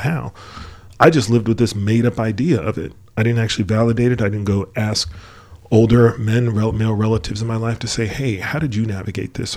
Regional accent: New York, United States; moved away; also born or lived in Michigan; we grew up in New York, and we mm-hmm. moved, we moved to Michigan

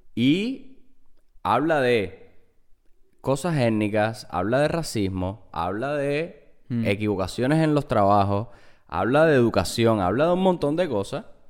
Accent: Cuba; now in United States; yo soy cubano

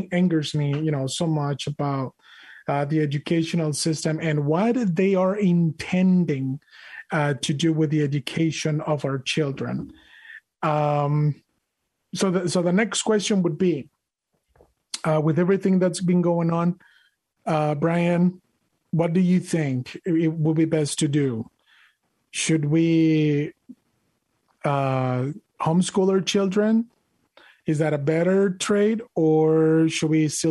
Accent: Monterrey, Nuevo León, Mexico; moved away; I was born and raised in Monterrey, Mexico.

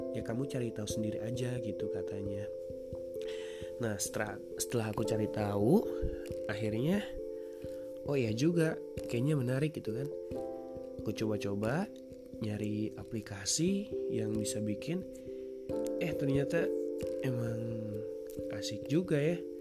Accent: West Java, Indonesia; accent: Sundanese; aku asli Sunda jadi wajar kan kalau misalkan ngomong banyak nada-nada Sunda

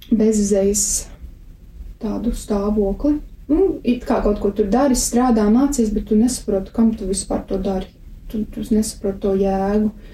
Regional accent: Jaunpils, Tukums Municipality, Latvia; mans ceļš arī sākās ar uzaugšanu Jaunpilī

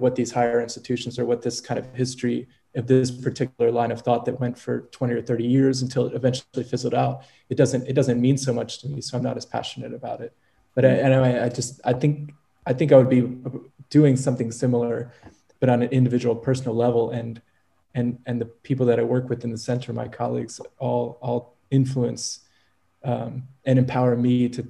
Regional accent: United States; moved away as an adult; also born or lived in New Orleans / Estonia; now in Czech Republic; coming from the USA

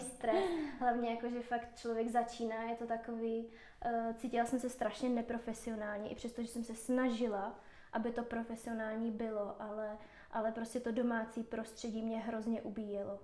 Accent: Moravia, Czechia; moved away as an adult; now in Prague, Czech Republic; v Praze žiju 4 roky, původně jsem z Moravy

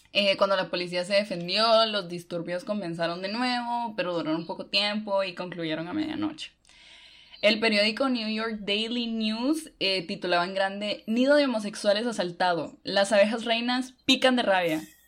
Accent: Honduras; now in Guatemala; yo vivo en Guate, pero soy de Honduras

